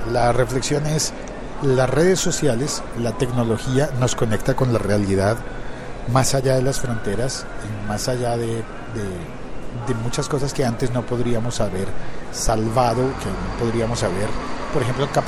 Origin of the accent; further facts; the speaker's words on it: Colombia; pasa en mi país, pasa en Colombia.